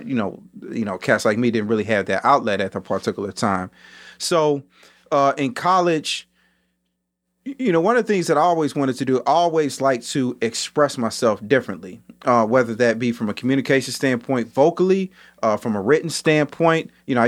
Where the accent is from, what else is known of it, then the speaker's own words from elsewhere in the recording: Chicago, Illinois, United States; So I was born and raised in the Inglewood part of Chicago.